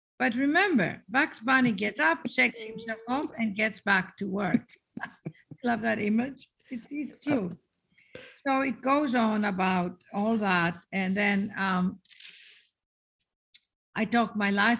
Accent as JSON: {"language": "English", "town": "Athens", "region": "Attica", "country": "Greece", "tie": "born or raised there", "moved": "yes", "said": "I was raised in Athens, Greece"}